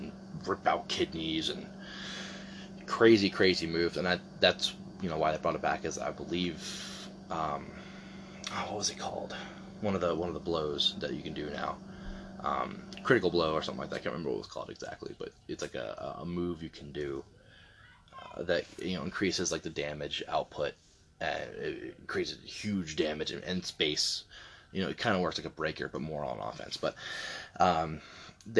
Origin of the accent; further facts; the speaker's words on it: Delaware, United States; moved away; where I'm from. Not at the moment, but born and raised in Delaware